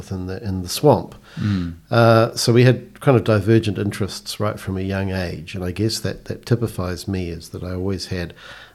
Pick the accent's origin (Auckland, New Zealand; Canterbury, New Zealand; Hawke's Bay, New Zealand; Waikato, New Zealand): Canterbury, New Zealand; Christchurch; I grew up in Christchurch, born and bred, and mostly in East Christchurch.